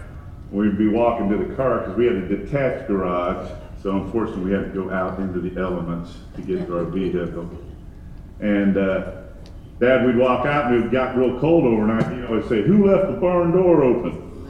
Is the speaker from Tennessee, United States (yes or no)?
no; Indiana, United States; growing up in Indiana